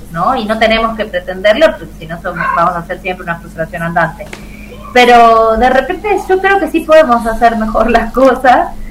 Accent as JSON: {"language": "Spanish", "region": "Tucumán", "country": "Argentina", "moved": "as an adult", "lives_now": "Mendoza, Argentina", "said": "yo soy tucumana, eh, mi hijo también, y vivimos hasta agosto del año pasado en Tucumán."}